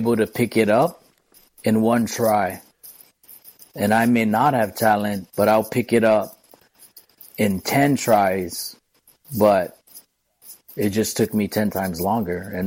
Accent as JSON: {"language": "English", "region": "Hawaii", "country": "United States", "tie": "born or raised there", "also_born_or_lived": "Hilo", "said": "local person born and raised in Hawaii"}